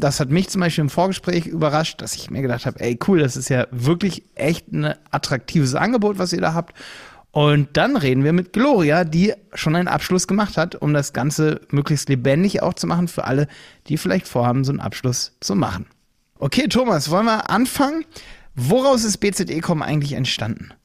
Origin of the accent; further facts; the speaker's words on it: Hildesheim, Lower Saxony, Germany; Ich komme aus Hildesheim bei Hannover